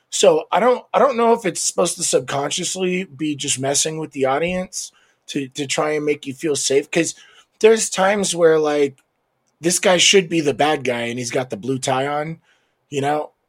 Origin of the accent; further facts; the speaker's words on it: United States; as an American